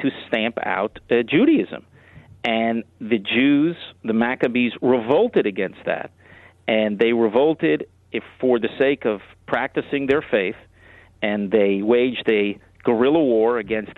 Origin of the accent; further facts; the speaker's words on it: Miami Beach, Florida, United States; moved away as an adult; also born or lived in Israel; I was born in Miami Beach, Florida, in the great state